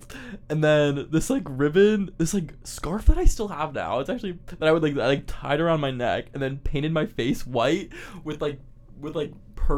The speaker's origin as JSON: {"language": "English", "region": "Pennsylvania", "country": "United States", "tie": "born or raised there", "moved": "yes", "said": "I grew up in Pennsylvania, like, in the, like, farm area type of stuff."}